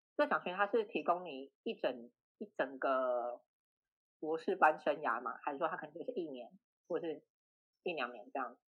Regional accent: Taiwan; 在台湾土生土长的小孩

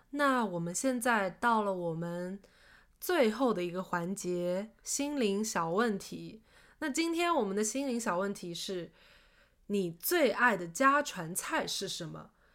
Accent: Shaoxing, Zhejiang, China; now in Seattle, United States; 因为是我是在绍兴长大

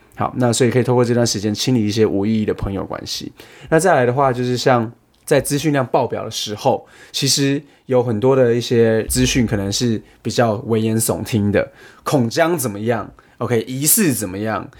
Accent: Taiwan; moved away; 讲的中文跟我们台湾人比较像一点的

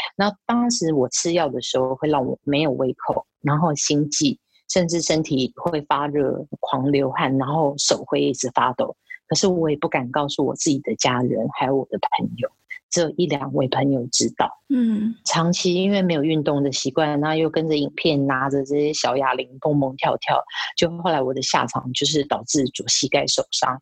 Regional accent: Taiwan; moved away as an adult; now in Guangzhou, China; 我已婚，我是台湾人。在这七八年我住在广州，那每一两个月会回台湾一趟

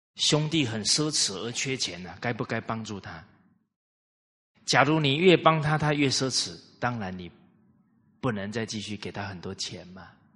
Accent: Kaohsiung, Taiwan; 我在高雄市长大。我两岁就到高雄市了

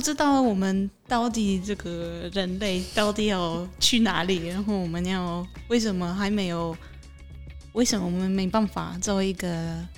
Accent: Poland; Chinese is a second language; moved away as an adult; also born or lived in Tainan, Taiwan; now in Taichung, Taiwan; 我是来自波兰的…，嗯，是商梦三行的老板娘。嗯哼。呃，在台，台湾已经六年了

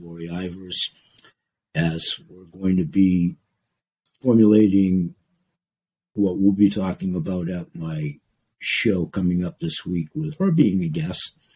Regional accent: Portland, Maine, United States; Maine, my home state, Portland, Maine, my home city

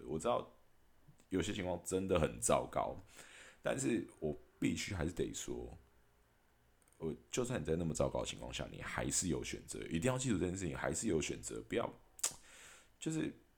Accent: Taiwan; 我还是一直很感谢我身在台湾

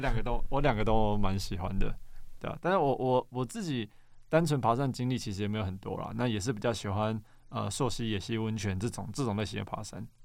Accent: Xinzhuang, New Taipei, Taiwan; now in Banqiao, Taiwan; 我本来是新中人，所以我小时候其实在福大附近长大

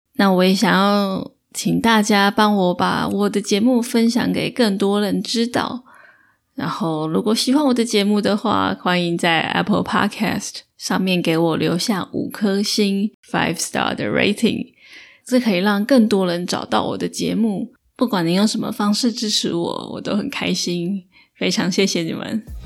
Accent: Taiwan; accent: Taiwanese; 我本身是台湾口音、台湾腔

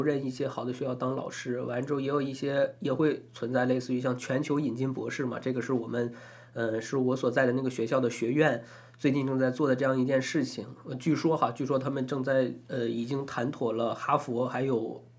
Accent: Taiwan; 怕引起我们台湾这边朋友的一些反感或者敏感。

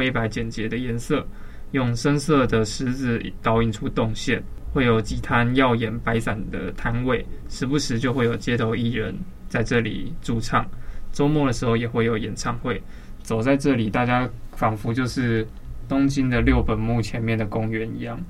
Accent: Taipei, Taiwan; 在那之前，因为我从小就住在那边，宁夏夜市它就是一个很扯

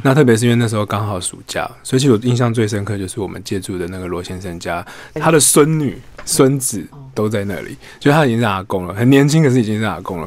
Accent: Taipei, Taiwan; 我本身是台北的，呃，孩子

